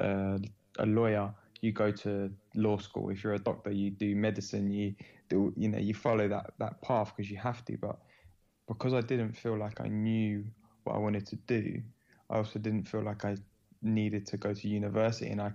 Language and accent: English; London, United Kingdom; born and raised in London